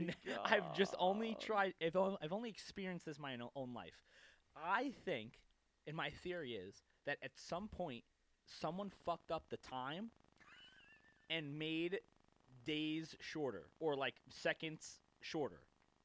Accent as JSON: {"language": "English", "region": "New Jersey", "country": "United States", "said": "We're from New Jersey."}